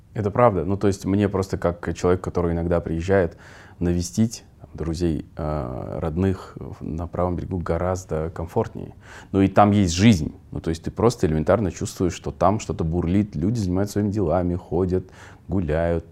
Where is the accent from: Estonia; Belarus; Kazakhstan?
Kazakhstan; Kyzylorda, Kyzylorda Region; moved away; Я вырос э, в Казларде, тоже в микрорайонах, в нескольких мы жили.